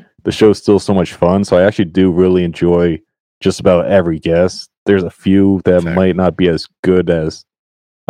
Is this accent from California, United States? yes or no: no; Connecticut, United States; moved away as an adult; now in Rhode Island, United States; Connecticut, born and raised.